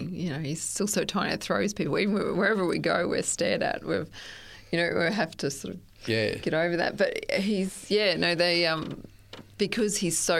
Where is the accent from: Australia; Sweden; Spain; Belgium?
Australia; Stanthorpe, Queensland; also born or lived in Gosford / Sunshine Coast; Oh, I was born actually in Gosford, and my family travelled a lot and we moved a lot. I spent a lot of my younger years in Stanthorpe, and then from Stanthorpe we moved to the Sunshine Coast when I was about 15.